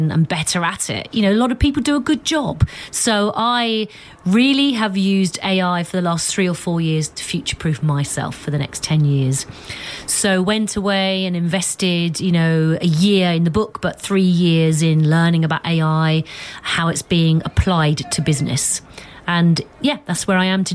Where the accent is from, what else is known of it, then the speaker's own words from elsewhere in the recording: London, United Kingdom; I was born in Tottenham on the 11th floor of a block of flats.